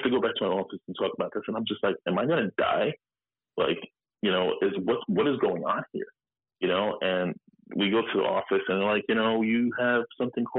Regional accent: New York City, New York, United States; Born and raised in Queens, never left.

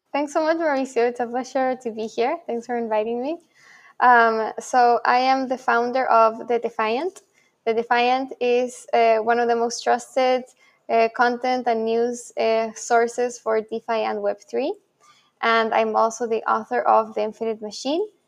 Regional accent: Santiago, Santiago Metropolitan Region, Chile; first language Spanish; English is a second language; also born or lived in Buenos Aires, Argentina; now in New York, United States; I'm also originally from Santiago, Chile.

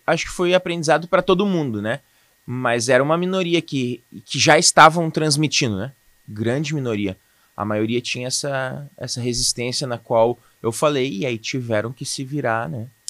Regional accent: Canoas, Rio Grande do Sul, Brazil; also born or lived in Boa Vista, Roraima; eu sou nascido em Boa Vista, Roraima. Território maravilhoso. mas eu fui criado aqui em Canoas.

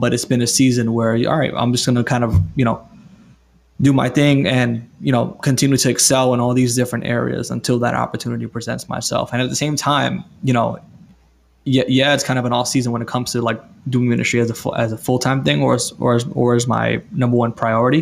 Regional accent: New York City, New York, United States; now in Florida, United States; I'm from New York City

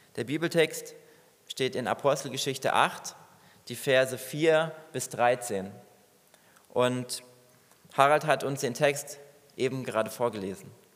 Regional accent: Germany; Bei uns in Deutschland

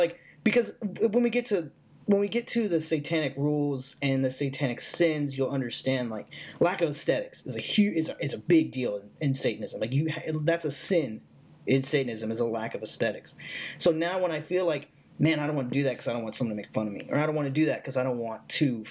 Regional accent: the South, United States; I was raised in the South. I currently live in the South

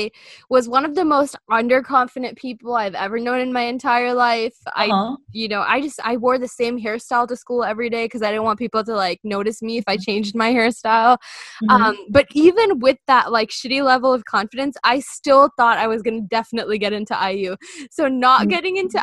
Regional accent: India; moved away; growing up in India

